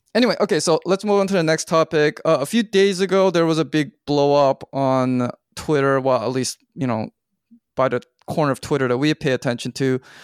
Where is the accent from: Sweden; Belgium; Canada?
Canada; I'm from Canada